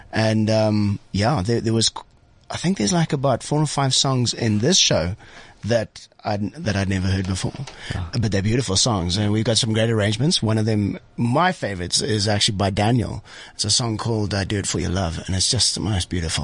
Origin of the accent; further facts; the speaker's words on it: Zimbabwe; also born or lived in Johannesburg, South Africa; now in South Africa; I was born in Joburg, grew up in Zimbabwe.